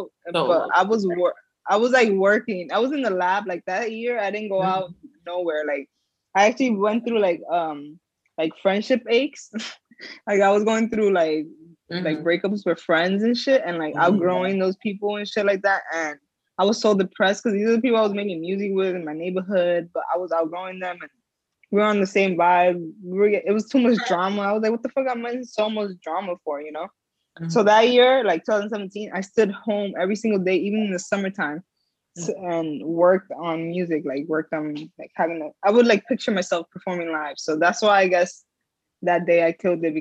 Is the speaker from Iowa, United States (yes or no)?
no; New Jersey, United States; I'm from Jersey